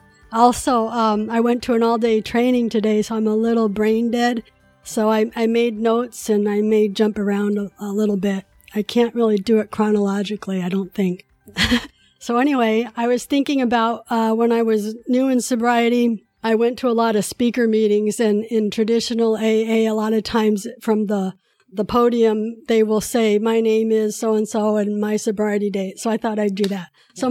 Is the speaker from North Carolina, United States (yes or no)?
no; California, United States; also born or lived in Korea; So I was born in Korea 1963, and I was adopted when I was 2 years old. In 1965, when I came to the States, my mom was already pregnant with my brother, so she had four kids after me, but I'm the only one who was adopted. I grew up in Northern California.